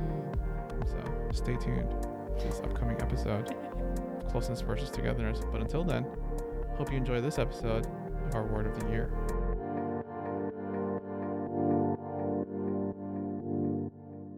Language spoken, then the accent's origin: English; Austria; now in United States; being raised in a Filipino family, but in Austria